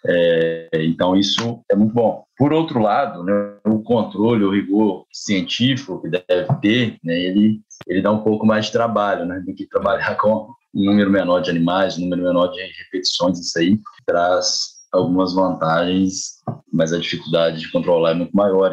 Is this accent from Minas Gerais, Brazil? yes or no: yes; Ponte Nova, Minas Gerais, Brazil; moved away as an adult; also born or lived in Viçosa; now in Mato Grosso, Brazil; também sou, sou mineiro, interior